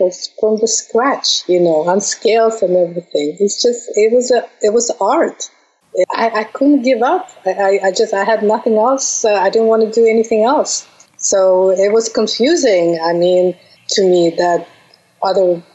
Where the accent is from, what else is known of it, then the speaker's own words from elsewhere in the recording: Bashkortostan, Russia; English is a second language; moved away as an adult; also born or lived in Moscow, Russia; now in New York City, United States; I was born in Russia, in Bashkortostan